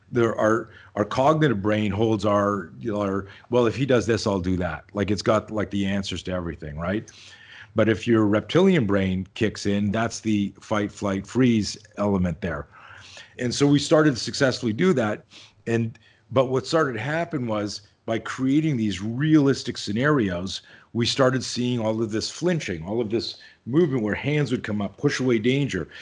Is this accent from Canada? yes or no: yes; Canada; now in Southern California, United States; I grew up in Canada, I live in, in Southern California now, but I grew up in Canada